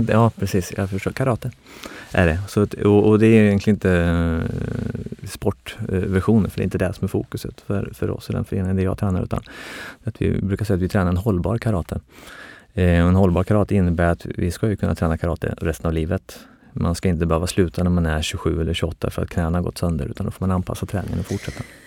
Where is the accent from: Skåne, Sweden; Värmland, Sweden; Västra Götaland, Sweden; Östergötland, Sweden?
Östergötland, Sweden; outside Norrköping; jag är uppväxt eh, utanför Norrköping